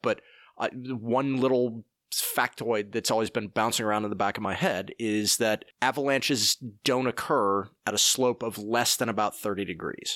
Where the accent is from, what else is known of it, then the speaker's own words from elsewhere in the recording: Oak Ridge, Tennessee, United States; also born or lived in Aiken, South Carolina; I grew up in Oak Ridge, Tennessee, and have spent time in Aiken, South Carolina